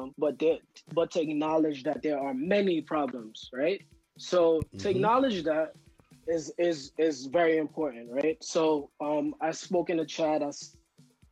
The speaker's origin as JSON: {"language": "English", "town": "New York City", "region": "New York", "country": "United States", "tie": "born or raised there", "said": "I grew up in Harlem, and growing up in Harlem"}